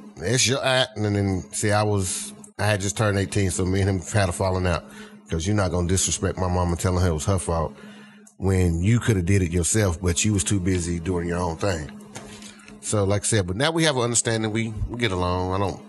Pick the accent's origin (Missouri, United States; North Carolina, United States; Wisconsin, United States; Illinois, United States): North Carolina, United States; Greensboro; because I'm from the Greensboro area. That's where my daddy's side and all that's up that way.